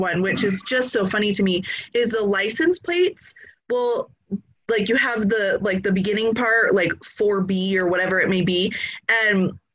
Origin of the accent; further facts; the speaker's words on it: California, United States; moved away as an adult; also born or lived in Texas; now in Idaho, United States; I'm originally from California